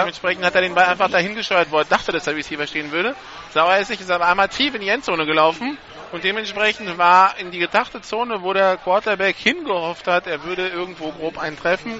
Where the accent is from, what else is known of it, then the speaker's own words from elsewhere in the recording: France; ich bin ja Franzose